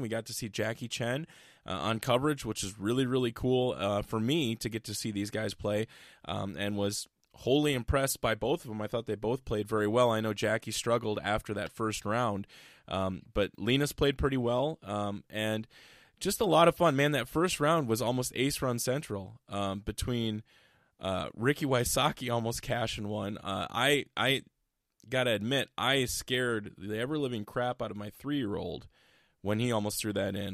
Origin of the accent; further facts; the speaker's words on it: Iowa, United States; I'm from Iowa